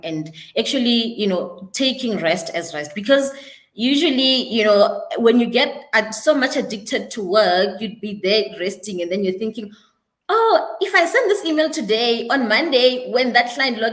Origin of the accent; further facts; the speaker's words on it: Polokwane, Limpopo, South Africa; moved away as an adult; now in Johannesburg, South Africa; I am originally from Limpopo in Polokwane